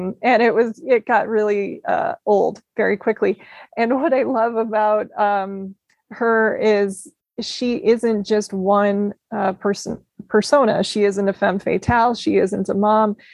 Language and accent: English; Midwest, United States; growing up in the Midwest